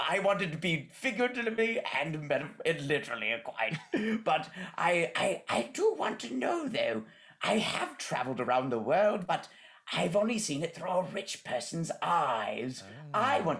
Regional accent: United Kingdom

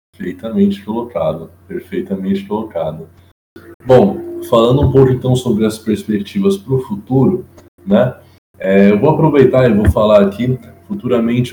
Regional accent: Brazil; nós somos como brasileiros

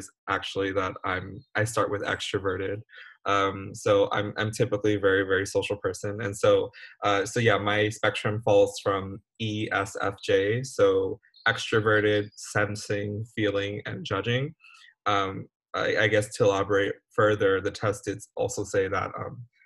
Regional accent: California, United States; moved away; also born or lived in Cambodia; I'm from California by way of Cambodia

